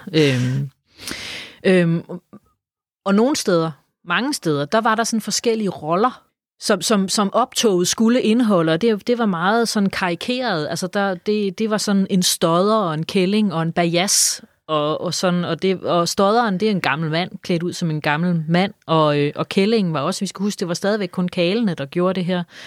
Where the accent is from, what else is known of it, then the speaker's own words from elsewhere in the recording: Funen, Southern Denmark, Denmark; jeg er jo fra Fyn